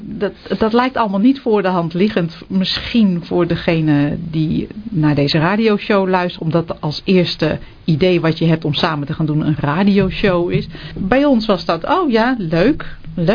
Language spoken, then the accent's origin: Dutch; Netherlands; wij zijn ook Nederlanders.